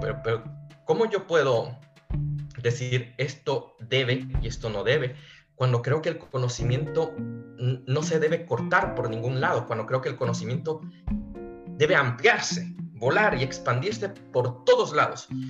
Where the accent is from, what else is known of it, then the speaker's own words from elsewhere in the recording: Quito, Pichincha, Ecuador; now in Spain; Quito fue mi ciudad. Yo soy quiteño